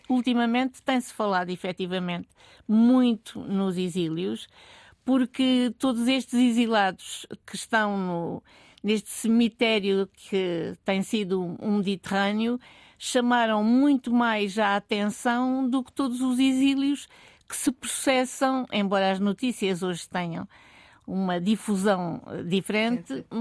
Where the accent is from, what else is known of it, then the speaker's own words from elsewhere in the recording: Algarve, Portugal; also born or lived in Viseu area; now in Lisbon, Portugal; eu algarvia e vivendo em Lisboa